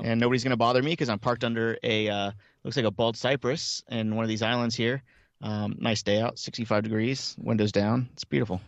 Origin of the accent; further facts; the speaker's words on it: Miami, Florida, United States; moved away as an adult; I grew up in Miami, um, all through the eighties